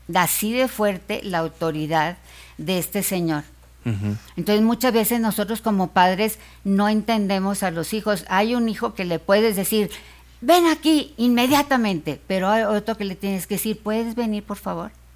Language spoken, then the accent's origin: Spanish; Monterrey, Nuevo León, Mexico; Yo soy de Monterrey